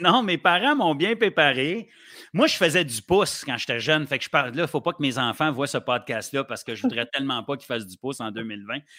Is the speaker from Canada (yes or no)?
yes; Sainte-Agathe-des-Monts, Quebec, Canada; also born or lived in Ottawa, Ontario / Gatineau, Quebec / Montreal, Quebec; j'ai grandi à Sainte-Agathe-des-Monts dans le temps où il n'y avait pas grand-chose